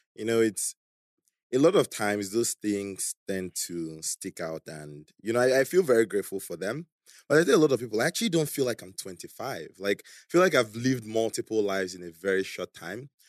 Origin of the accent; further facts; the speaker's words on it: Calabar, Cross River, Nigeria; also born or lived in Beijing, China; now in Lagos, Nigeria; when I was eight, we moved to Calabar because my parents got a job there